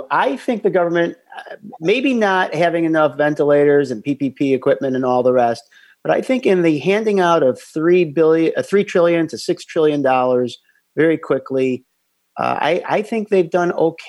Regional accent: Chicago, Illinois, United States; And of course, we're from Chicago

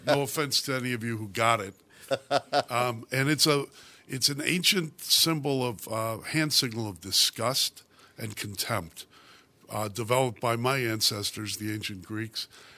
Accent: Chicago, Illinois, United States; also born or lived in Oak Lawn, Illinois; I was born in Chicago on the South Side and grew up there and in Oak Lawn

